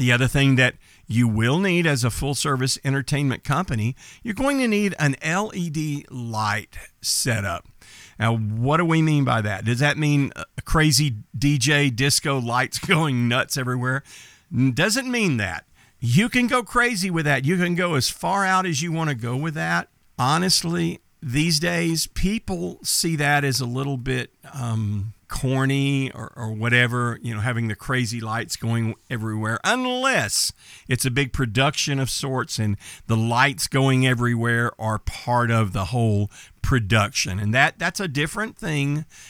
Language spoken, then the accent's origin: English; Texas, United States; I'm from Texas. I was born and raised in Texas. I spent my entire life in a small town growing up in East Texas. Well, we don't speak like I'm speaking now in East Texas.